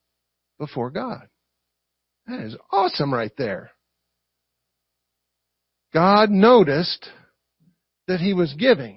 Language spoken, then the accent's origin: English; the South, United States; accent: Southern; I talk like I'm from the South